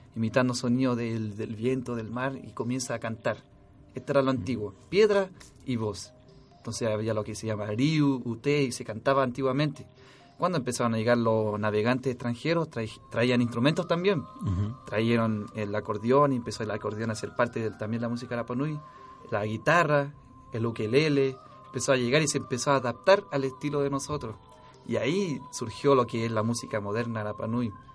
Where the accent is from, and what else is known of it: Easter Island, Valparaíso, Chile